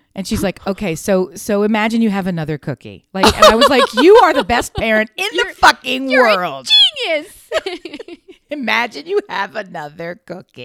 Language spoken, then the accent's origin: English; Delaware, United States; We're from Delaware